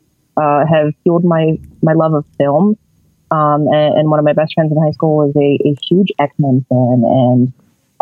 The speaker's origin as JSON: {"language": "English", "town": "Johnstown", "region": "Pennsylvania", "country": "United States", "said": "I hail from Johnstown, Pennsylvania, which is right outside of Pittsburgh."}